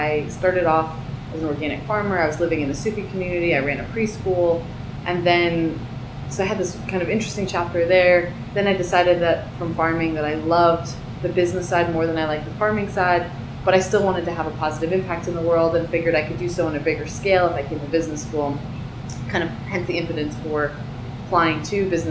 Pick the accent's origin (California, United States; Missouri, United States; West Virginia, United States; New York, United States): New York, United States; East Hampton; moved away; I grew up in East Hampton